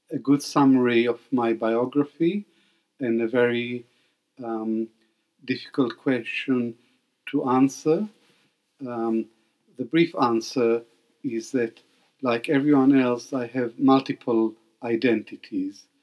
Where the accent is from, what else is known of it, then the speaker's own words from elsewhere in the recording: Baghdad, Baghdad Governorate, Iraq; born there; So my first identity was that of an Arab Jew. I was born in Baghdad and um, to a Jewish family, and we were Arabs.